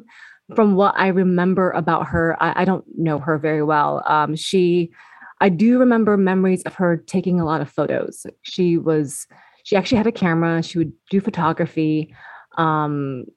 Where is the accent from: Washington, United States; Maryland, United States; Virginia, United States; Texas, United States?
Washington, United States; Seattle; Born and raised in Seattle, Washington. Okay. So I'm first generation Vietnamese